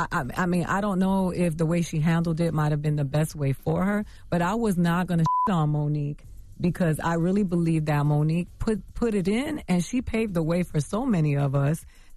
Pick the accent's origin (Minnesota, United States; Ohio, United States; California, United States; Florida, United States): Florida, United States; Miami; also born or lived in Bronx, New York; I'm from the gutter. I grew up in Miami, Florida, between Miami and the Bronx.